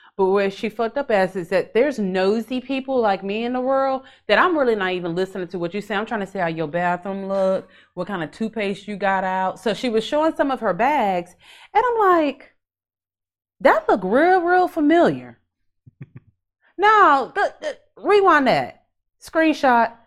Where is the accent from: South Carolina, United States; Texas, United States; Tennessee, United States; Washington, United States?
Texas, United States; Houston; I'm from Houston